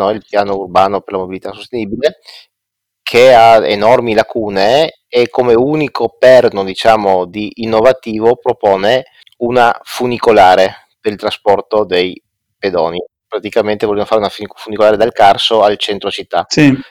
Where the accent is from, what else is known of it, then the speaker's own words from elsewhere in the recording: Trieste, Friuli-Venezia Giulia, Italy; io sono triestino con la bici a pedalata assistita dal 2014